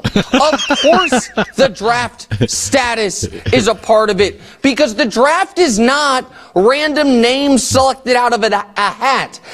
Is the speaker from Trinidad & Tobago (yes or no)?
no; Kansas City, United States; I'm a Chiefs guy, been rooting for my hometown team